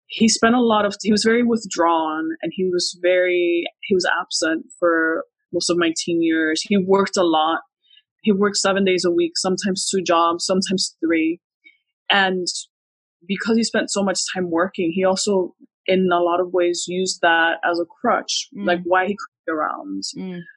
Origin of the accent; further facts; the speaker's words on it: Puerto Rico; moved away; also born or lived in Miami / Qatar; I was born in Puerto Rico.